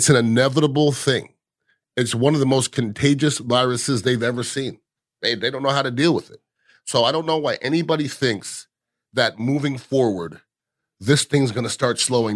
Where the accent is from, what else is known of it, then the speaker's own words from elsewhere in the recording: United States; I'm American.